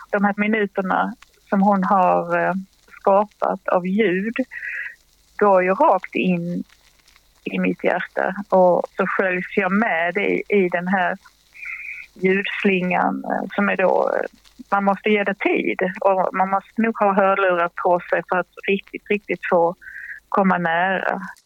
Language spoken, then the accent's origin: Swedish; Helsingborg, Skåne, Sweden; det hörde jag som barn i Helsingborg